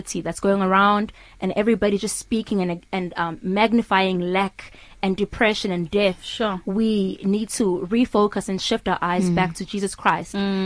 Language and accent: English; Witbank, Mpumalanga, South Africa; I'm from Witbank, Mpumalanga, the coal city